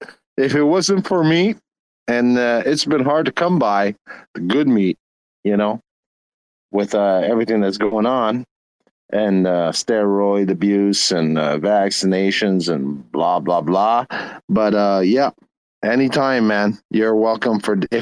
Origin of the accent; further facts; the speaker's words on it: Canada; I'm a Canadian cowboy.